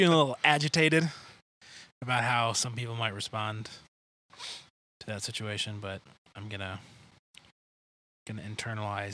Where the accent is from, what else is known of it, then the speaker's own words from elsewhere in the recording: Michigan, United States; moved away; I grew up in Michigan. We didn't really have any hurricanes